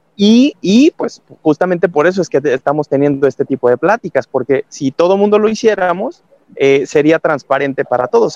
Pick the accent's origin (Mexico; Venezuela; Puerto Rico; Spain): Mexico; como latino, como mexicano, como parte de, esta cultura del bomberazo